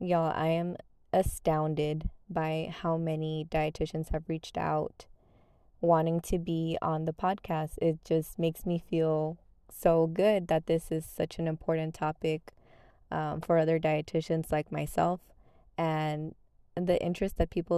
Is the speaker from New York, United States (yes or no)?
no; Texas, United States; I am Mexican American. I did grow up in Texas. And my parents are from Tampico, which is a coastal city in Mexico.